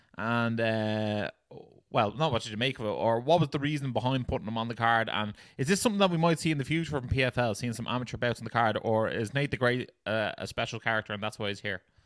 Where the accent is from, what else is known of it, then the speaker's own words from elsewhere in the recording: Ireland; we're Irish